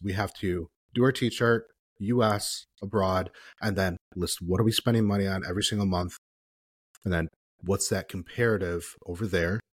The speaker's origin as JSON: {"language": "English", "region": "Midwest", "country": "United States", "said": "me being up here as a Midwesterner"}